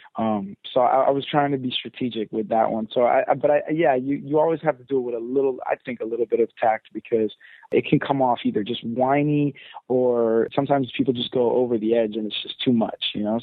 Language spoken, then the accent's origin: English; London, United Kingdom; I was born in London, so I'm I'm British at heart